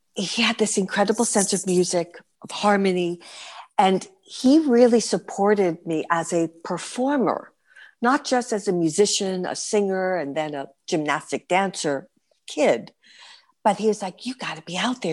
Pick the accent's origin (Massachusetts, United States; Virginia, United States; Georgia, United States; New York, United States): New York, United States; New York City; moved away as an adult; now in Berlin, Germany; as a New Yorker